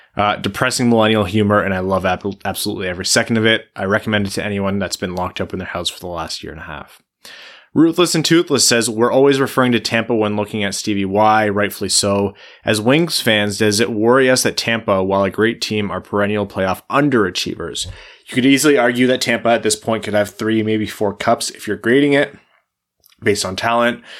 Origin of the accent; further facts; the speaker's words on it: Windsor, Ontario, Canada; I'm from Windsor, right? Like, you know, I could see Joe Louis Arena from across the river, which was, you know, down the road from my house